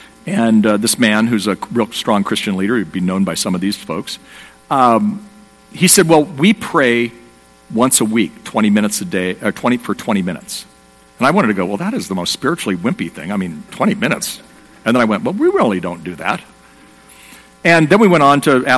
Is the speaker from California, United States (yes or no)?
yes; Southern California, United States; I'm from Southern California. I live in a place called Dana Point, California